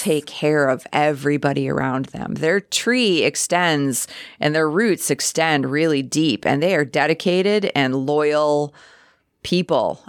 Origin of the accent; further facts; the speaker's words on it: Chicago, Illinois, United States; now in Sheboygan County, United States; a transplant from Chicago